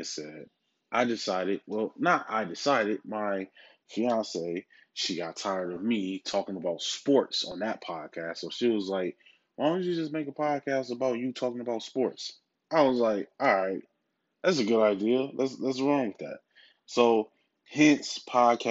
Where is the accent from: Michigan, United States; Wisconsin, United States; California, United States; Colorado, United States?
Wisconsin, United States; Milwaukee; my hometown team, the Milwaukee Bucks